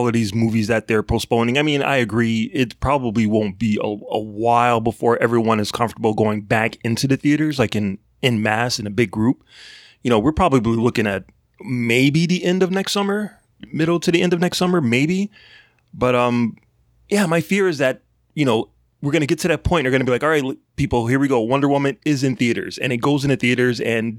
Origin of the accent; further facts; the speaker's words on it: Chicago, Illinois, United States; as someone who was born and raised in Chicago